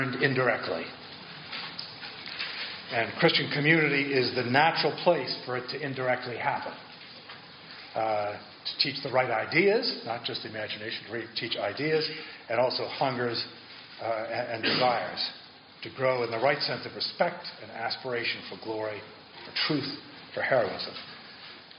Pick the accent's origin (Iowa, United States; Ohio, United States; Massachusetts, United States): Massachusetts, United States; I come from Massachusetts